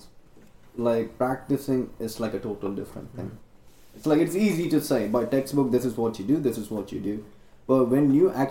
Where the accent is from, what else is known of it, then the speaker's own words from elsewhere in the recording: India; English is a second language; moved away as an adult; now in Chicago, United States; I'm Indian